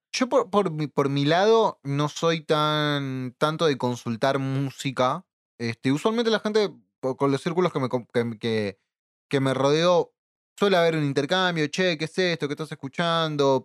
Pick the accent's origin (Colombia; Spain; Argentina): Argentina; San Martín, Buenos Aires Province; nací y crecido en San Martín